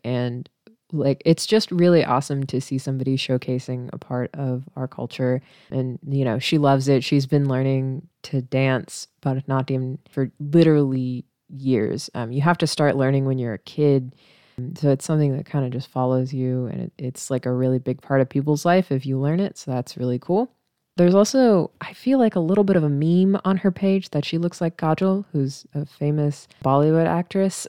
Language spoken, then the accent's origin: English; Missouri, United States; moved away; I grew up in a town with eight thousand people, right? And it's, like, two hours away from, like, Saint Louis and Kansas City in Missouri